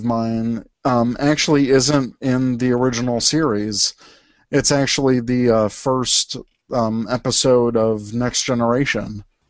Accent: the South, United States; I was born in the South.

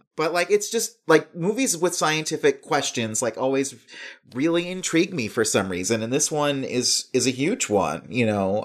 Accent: Lansing, Michigan, United States; moved away; where I grew up in Lansing, Michigan

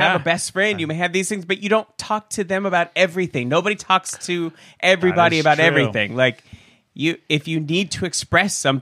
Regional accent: Seattle, Washington, United States; moved away; when I was growing up in Seattle, we were very established and we were very wealthy, and my father lost everything and we went bankrupt and had to move across the country

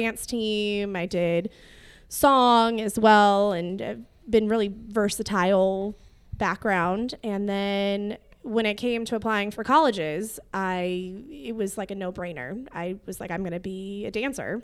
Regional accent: Whittier, California, United States; I grew up in Whittier

